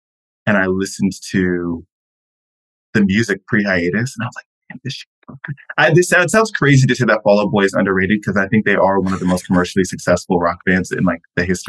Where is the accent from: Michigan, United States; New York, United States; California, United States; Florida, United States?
Florida, United States; I've never lived in a place where you can look out the window and see mountains, which is crazy. I'm from Florida.